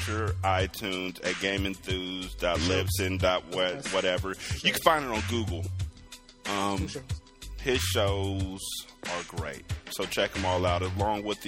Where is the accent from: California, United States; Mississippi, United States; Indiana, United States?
California, United States; I'm from California.